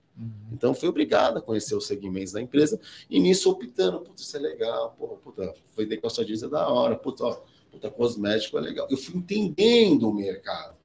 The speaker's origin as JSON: {"language": "Portuguese", "region": "São Paulo", "country": "Brazil", "tie": "born or raised there", "said": "nasci em São Paulo, né, em São Paulo"}